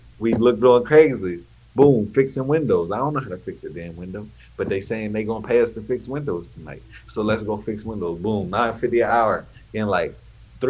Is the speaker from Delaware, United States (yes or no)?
yes; Delaware, United States; moved away as an adult; also born or lived in Long Island, New York; now in Atlanta, United States; moved to Delaware when I was 5, raised in Delaware.